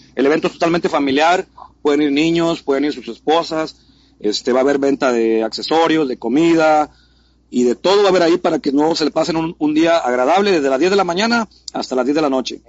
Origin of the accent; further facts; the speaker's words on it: Mexico City, Mexico; also born or lived in San Luis Potosí; now in Monterrey, Mexico; soy chilango, nací, nací en Ciudad Luis Potosí, pero me crié en la Ciudad de México